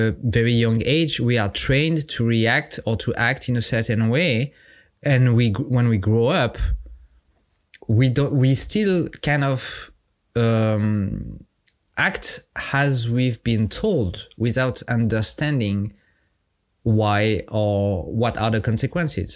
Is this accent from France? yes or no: yes; France; accent: French; English is a second language; I'm French. My accent is my charm